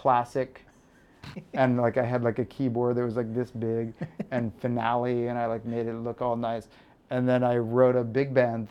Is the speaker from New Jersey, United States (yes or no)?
no; San Antonio, Texas, United States; moved away as an adult; I was from San Antonio. There is no entertainment industry.